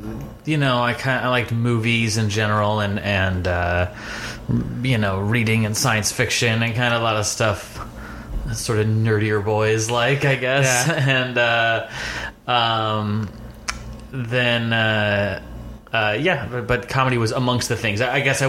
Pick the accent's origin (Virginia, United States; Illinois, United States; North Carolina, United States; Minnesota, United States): Virginia, United States; Fairfax; I would say I mostly grew up in Fairfax, Virginia, right outside Washington, D.C. Moved around a bit growing up.